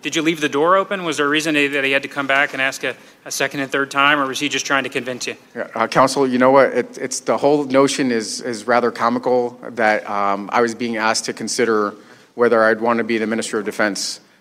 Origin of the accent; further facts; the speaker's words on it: United States; I'm an American. I came here when I was a uh, toddler